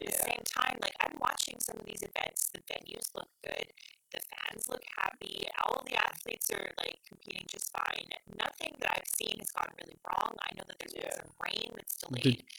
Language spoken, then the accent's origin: English; Canada; first language English; being a Canadian, most of my news outlets are giving me Canadian news.